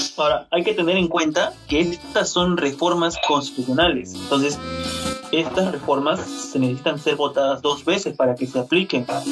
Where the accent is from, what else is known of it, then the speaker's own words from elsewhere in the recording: Peru; como peruanos